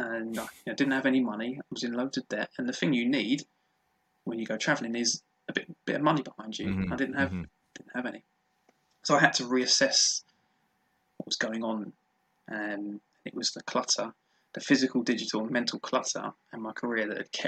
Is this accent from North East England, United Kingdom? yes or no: no; London, United Kingdom; born and bred in South London and never moved